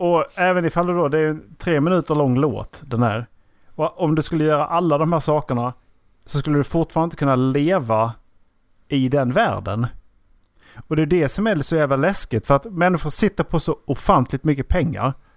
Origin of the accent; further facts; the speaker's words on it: Sweden; Vi har haft och, turen att bli födda i Sverige